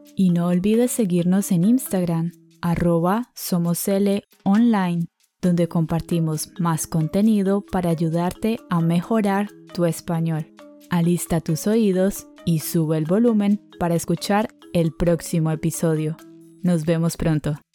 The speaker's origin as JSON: {"language": "Spanish", "country": "Colombia", "said": "Somos dos profes colombianos"}